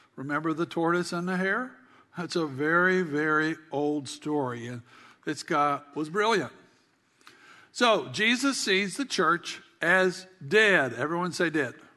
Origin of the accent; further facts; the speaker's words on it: South Carolina, United States; we had a small farm growing up in South Carolina